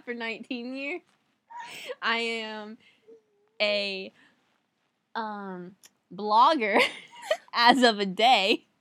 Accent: Wabash, Indiana, United States; I am from Wabash

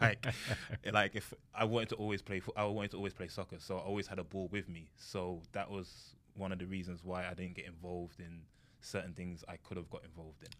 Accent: London, United Kingdom; moved away as an adult; now in United States; I grew up in London

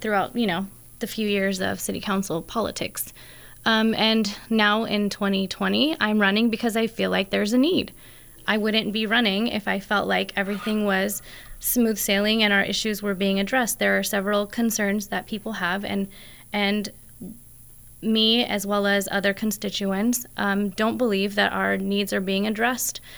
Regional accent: American Canyon, California, United States; also born or lived in San Francisco / Browns Valley; I grew up in the West Side Parks in American Canyon

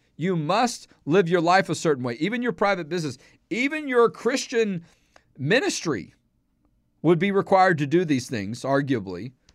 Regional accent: Houston, Texas, United States; also born or lived in Dallas area, Texas; I'm from Houston

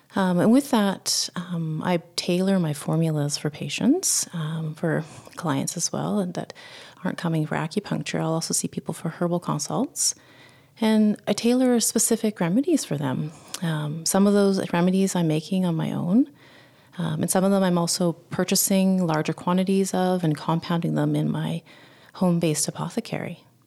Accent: Winnipeg, Manitoba, Canada; I was born in Winnipeg, Manitoba, which is the center of Canada

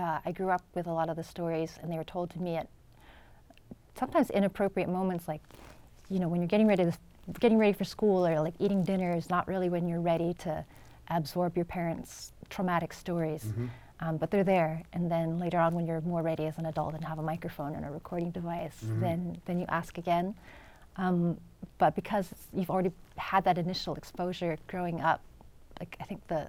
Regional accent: San Diego, California, United States; first language English; moved away as an adult; also born or lived in New York; the orange building that I grew up in San Diego

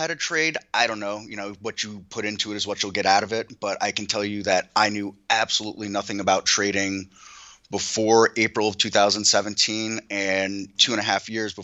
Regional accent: Lake George, New York, United States; I grew up in Lake George, New York

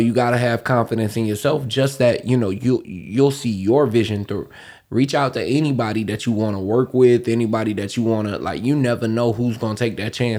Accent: Florida, United States; I am from Florida.

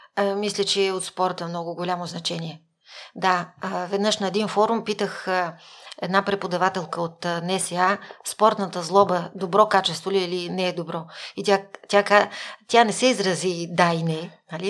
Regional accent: Kyustendil Province, Bulgaria; Аз съм учила първо в а, 6-то основно училище в град Кюстендил, родена съм в Кюстендил, до 4-ти клас

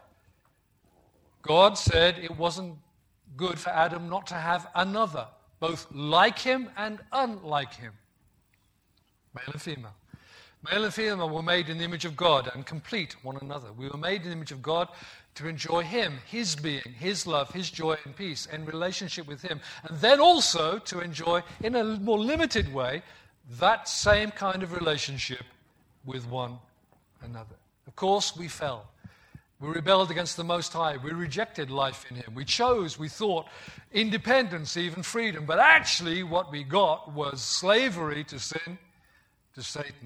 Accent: the Black Country, West Midlands, United Kingdom; moved away; also born or lived in Yorkshire; I grew up in the West Midlands in the Black Country, and in Black Country dialect, people still use thee, thou, thine.

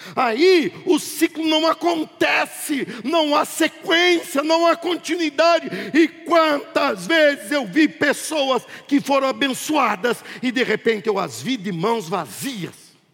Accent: Brazil; Eu sou brasileiro

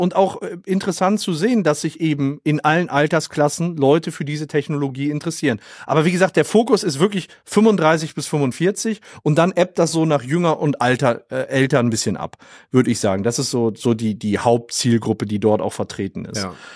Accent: Oberhausen, North Rhine-Westphalia, Germany; ich komm aus Oberhausen im Ruhrgebiet

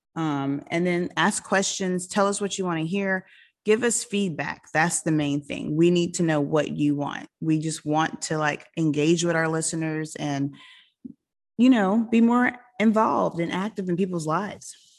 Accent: South Carolina, United States; now in Florida, United States; I grew up in South Carolina

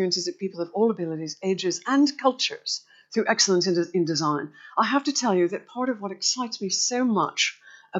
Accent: Boston, Massachusetts, United States; I was actually from the racist capital of America.

